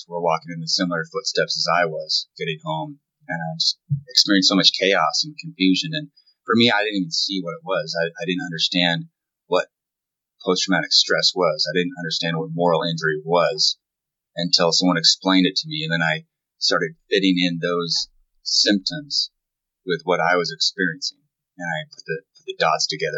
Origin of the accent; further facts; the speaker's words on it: Northern California, United States; I grew up in Northern California, had a pretty nice childhood